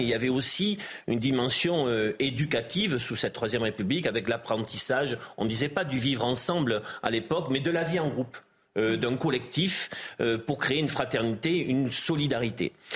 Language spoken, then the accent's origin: French; Gironde, Nouvelle-Aquitaine, France; je suis originaire de la Gironde